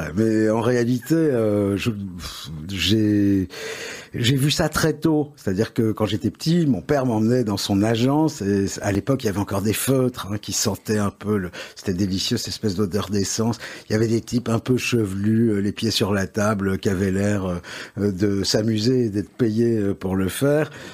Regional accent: Paris, Île-de-France, France; accent: Parisian; now in Belgium; je suis né à Paris, mais c'est un hasard

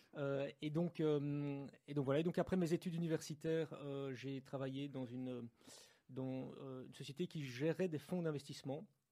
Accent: Brussels, Brussels-Capital Region, Belgium; Je suis de Bruxelles

